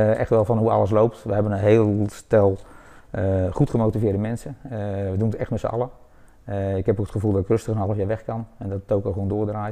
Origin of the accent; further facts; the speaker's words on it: Leersum, Utrecht, Netherlands; moved away as an adult; now in Woudenberg, Netherlands; Ik ben geboren in Leersum, over 53 jaar geleden. Eh, daar heb ik ruim drie, 32 eh, eh, jaar gewoond.